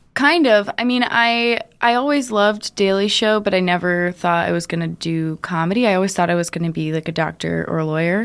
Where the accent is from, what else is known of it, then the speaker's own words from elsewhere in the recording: Cincinnati, Ohio, United States; also born or lived in Brooklyn, New York; now in New York City, United States; I'm from Cincinnati, but mm. um, I was in like I was in an area called Westchester, just outside of Cincinnati, and it's very farmy, less farmy than when I was a kid. But when I was growing up, we lived on a farm.